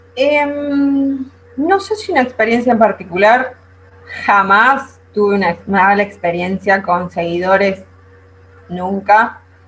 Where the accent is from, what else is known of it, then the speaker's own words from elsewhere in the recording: Venezuela; moved away as an adult; now in Argentina; Yo no nací acá en Argentina. En realidad yo nací en Venezuela.